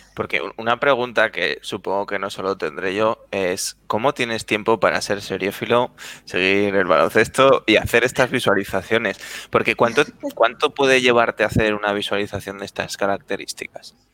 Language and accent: Spanish; Zaragoza, Aragon, Spain; now in Madrid, Spain; yo también soy de Zaragoza, aunque ahora esté en Madrid